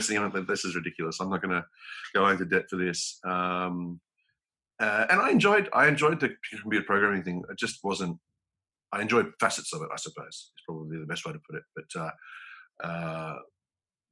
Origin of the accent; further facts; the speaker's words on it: Melbourne, Victoria, Australia; moved away as an adult; also born or lived in London, United Kingdom; now in South Africa; Born and bred in Melbourne, out in Eltham